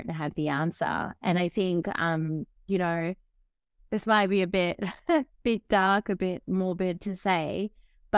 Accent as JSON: {"language": "English", "country": "Fiji", "tie": "born or raised there", "moved": "yes", "said": "I grew up in Fiji, so developing country"}